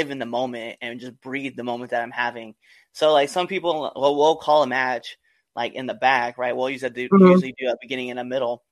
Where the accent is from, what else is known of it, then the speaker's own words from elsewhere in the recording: Nebraska, United States; moved away; also born or lived in Hawaii; one of them is my home state, right? So I would love to wrestle back in the state of Nebraska